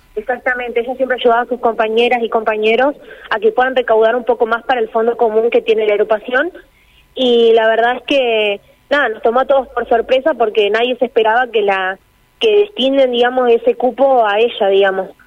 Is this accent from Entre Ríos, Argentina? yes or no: yes; Chajarí, Entre Ríos, Argentina; nosotros somos de Chajarí, Entre Ríos, queda bien al norte de la provincia